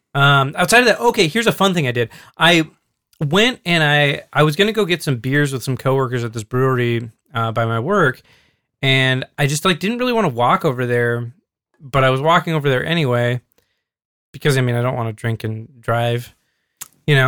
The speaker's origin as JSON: {"language": "English", "region": "Alaska", "country": "United States", "tie": "born or raised there", "said": "growing up in Alaska"}